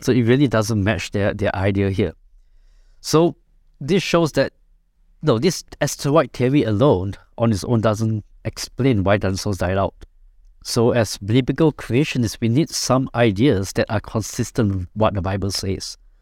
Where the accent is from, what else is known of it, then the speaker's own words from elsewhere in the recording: Singapore; I'm from Singapore